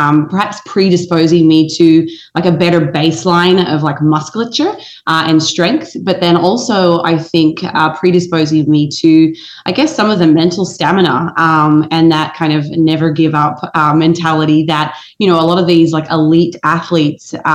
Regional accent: Australia; moved away as an adult; now in United States; growing up in Australia

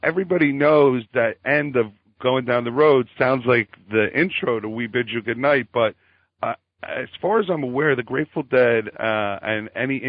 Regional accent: Philadelphia, Pennsylvania, United States; Carlo and I were both from Philly, you know, around the same time

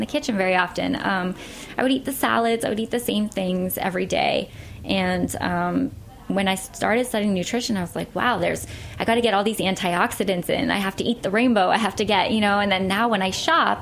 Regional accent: Pittsburgh, Pennsylvania, United States; now in New York, United States; Pittsburgh, which is my hometown

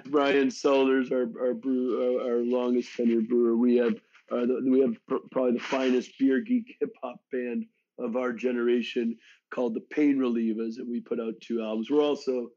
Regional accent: Western Massachusetts, United States; moved away; also born or lived in Flushing, Queens, New York City; I was born in Flushing, Queens, but my parents moved me out of New York City when I was a year and a half and grew up in Western Mass.

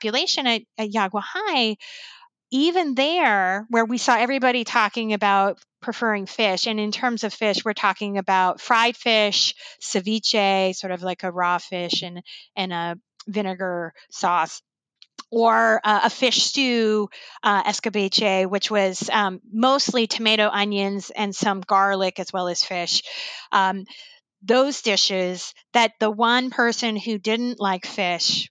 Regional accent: United States; as an American

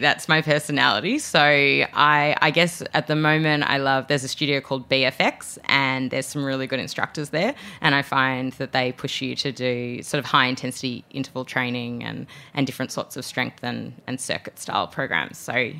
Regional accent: Australia; accent: Australian; moved away as an adult; now in United States; I'm Australian, as my accent is alluding to. And so I could use it when I was traveling back to Australia as well as when I'm here in America.

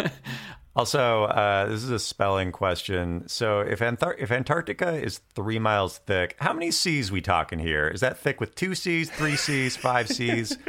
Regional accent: Western Washington State, United States; I grew up in Western Washington State, and I went to school in Eastern Washington State at Washington State University

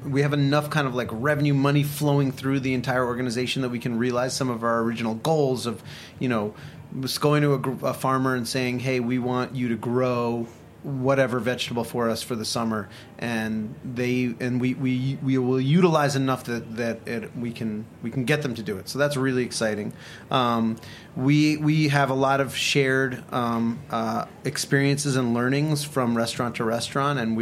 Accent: New York City, New York, United States; growing up in New York

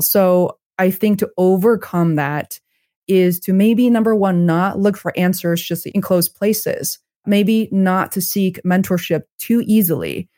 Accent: China; moved away; I'm originally from China

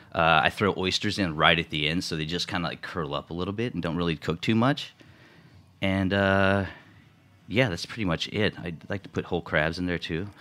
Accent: Houston, Texas, United States; moved away as an adult; also born or lived in San Antonio, Texas / New York City; now in New York, United States; I'm from Houston, Texas.

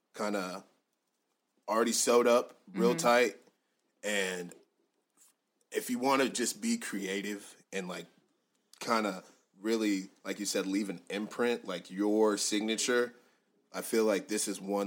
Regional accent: United States; also born or lived in Nigeria (family); I'm American. My family's from Nigeria, mm-hmm. but I'm also a Nigerian American

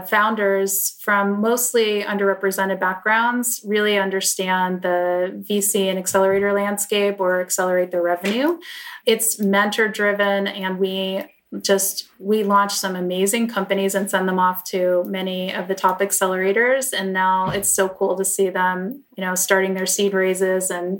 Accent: New York, United States; moved away as an adult; now in Los Angeles, United States; I grew up in New York, but I came out to LA in 2007

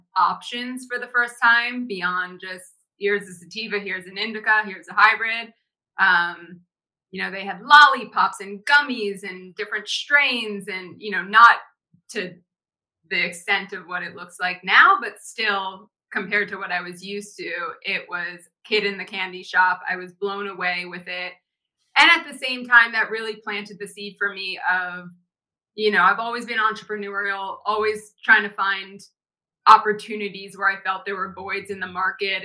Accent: New Jersey, United States; moved away as an adult; also born or lived in Los Angeles; Grew up, born and raised in New Jersey, spent the majority of my life there until I moved out to Los Angeles to attend college

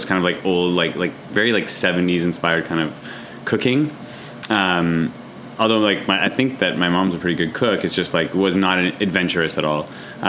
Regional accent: Montreal, Quebec, Canada; we're all from Montreal, all three of us.

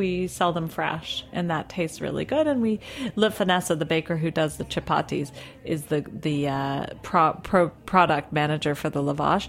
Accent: Toronto, Ontario, Canada; now in New York City, United States; I'm from Toronto

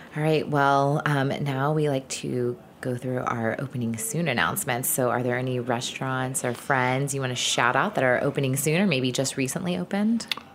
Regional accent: the South, United States; I grew up in the South

